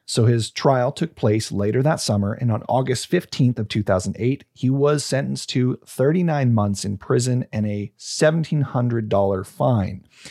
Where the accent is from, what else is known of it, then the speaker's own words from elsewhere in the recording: Canada; proud to be Canadian